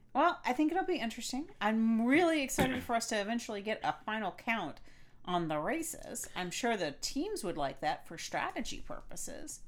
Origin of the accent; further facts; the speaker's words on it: Florida, United States; I grew up in Florida